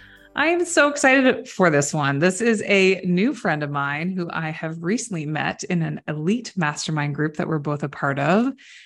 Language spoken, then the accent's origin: English; Canada; I would say A as a Canadian and y'all in the same sentence.